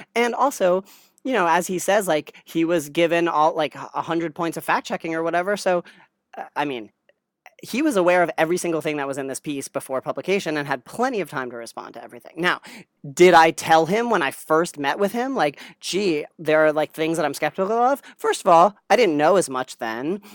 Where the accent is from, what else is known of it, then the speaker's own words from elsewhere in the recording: New Jersey, United States; moved away as an adult; also born or lived in Stanford, California; I grew up in New Jersey